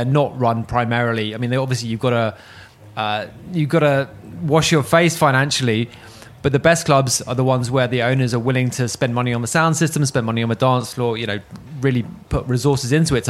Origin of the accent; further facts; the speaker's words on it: United Kingdom; as a Brit